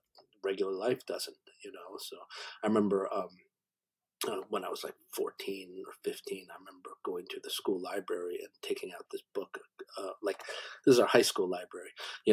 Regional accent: Canada; also born or lived in Korea; I'm an immigrant to Canada, so I always have an outsider's perspective, you know, I've had that all my life. So because I came here when I was six, to Canada

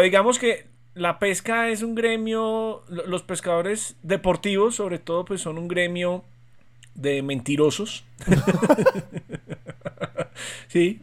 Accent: Medellín, Antioquia, Colombia; now in Bogotá, Colombia; nosotros evidentemente nacimos en Medellín

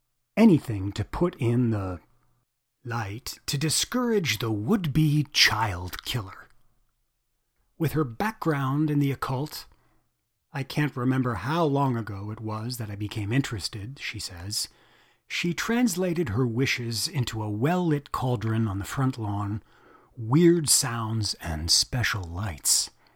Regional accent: Montreal, Quebec, Canada; the Villeneuves were a family that lived up the street from us when we were growing up in Pierrefonds, which is a town on the West Island of Montreal.

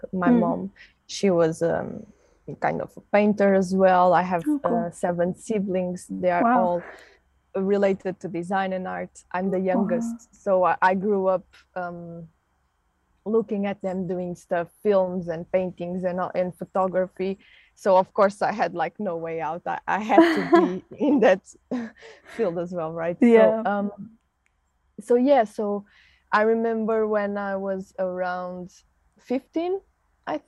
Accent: Portugal; I'm from Portugal

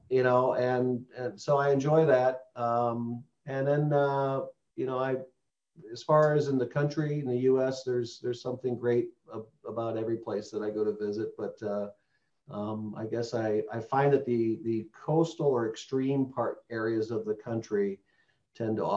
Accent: Midwest, United States; So I'm a, uh, I'm a Midwesterner, um, lived in a lot of different places, but uh, I, re- I reside in Chicagoland

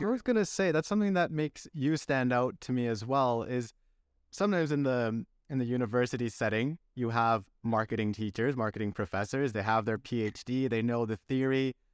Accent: Canada; moved away as an adult; also born or lived in Chile / Belgium; now in Castellón, Spain; I was born in Chile, then I went to Belgium, that's where my f, heritage is from, grew up in Canada

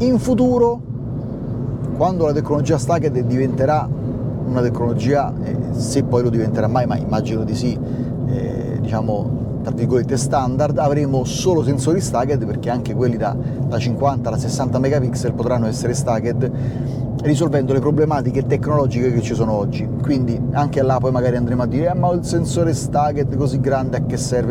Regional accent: Rome, Lazio, Italy; a me che sono di Roma

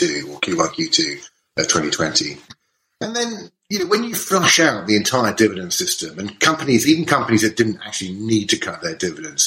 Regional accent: United Kingdom; we're British

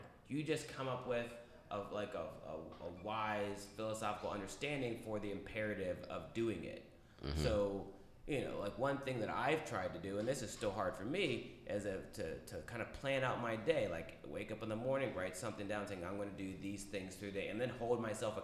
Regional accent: United States; as an American, as someone that's been brought up as an American

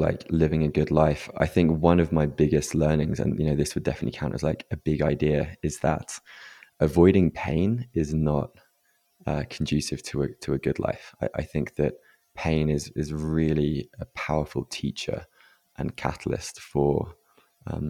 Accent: England, United Kingdom; growing up in England as a man

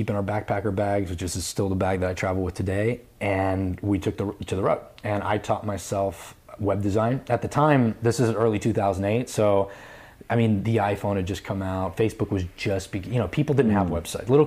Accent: New York, United States; I'm a New Yorker. I'm not letting go of my fucking apartment.

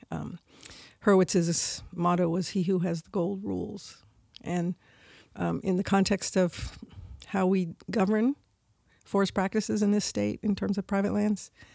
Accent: Humboldt, California, United States; also born or lived in San Francisco; although I was born in San Francisco, Francisco as a, you know, third generation, I grew up in Humboldt

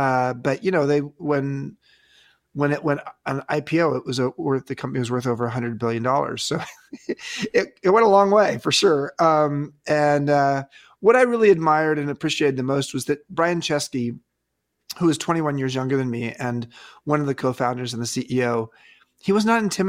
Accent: California, United States; Yeah, so I grew up in Southern California, and I went up north to college at Stanford

